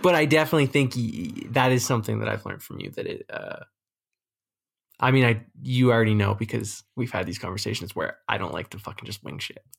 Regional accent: Canada

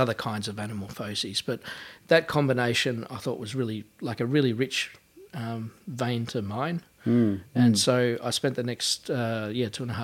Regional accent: Sunbury, Victoria, Australia; now in Melbourne, Australia; I grew up in Sunbury outside of Melbourne.

